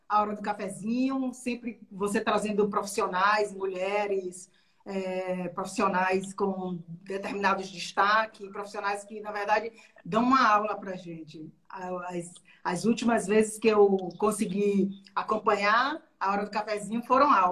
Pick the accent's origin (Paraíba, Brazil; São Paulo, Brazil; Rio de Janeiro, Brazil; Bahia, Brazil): Bahia, Brazil; Maragogipe; now in Salvador, Brazil; eu quando eu vim do interior, eu vim da cidade de Maragogipe, do Recôncavo, que eu vi aquela coisa de estudar